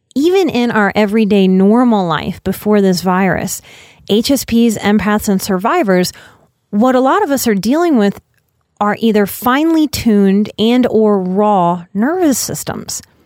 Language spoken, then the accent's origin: English; Louisiana, United States; I'm from Louisiana